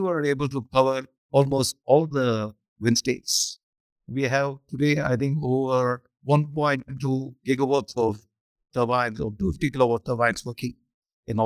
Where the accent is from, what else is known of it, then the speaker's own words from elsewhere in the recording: southern India, India; also born or lived in Chennai; I come from Madhya Pradesh, this is southern India